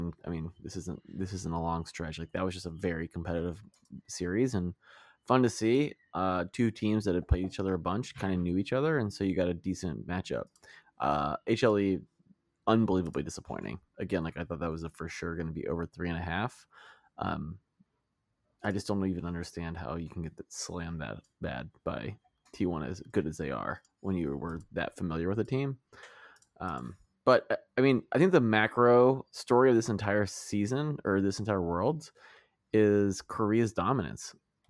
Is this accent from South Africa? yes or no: yes; South Africa; also born or lived in Russia; So I'm South African / Russian.